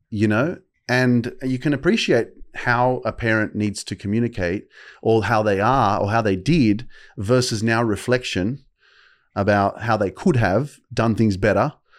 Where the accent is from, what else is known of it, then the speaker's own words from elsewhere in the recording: Sydney, New South Wales, Australia; I'd been living in Sydney all my life